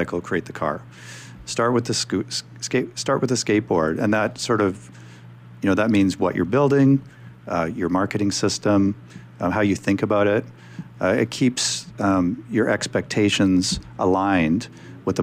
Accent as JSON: {"language": "English", "region": "Alberta", "country": "Canada", "said": "I come from Alberta in Canada, so I'm kind of meat and potatoes"}